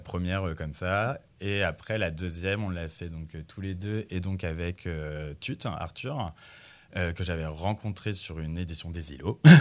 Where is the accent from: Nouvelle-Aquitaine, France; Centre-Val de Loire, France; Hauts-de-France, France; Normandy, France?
Centre-Val de Loire, France; Bourges; je viens de Bourges